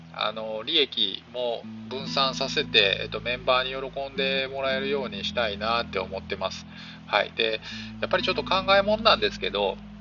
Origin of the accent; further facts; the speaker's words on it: Sakai, Osaka, Japan; moved away as an adult; now in Tokyo, Japan; ずっと大阪の堺で生まれてから、まあえー、26歳ぐらいまではね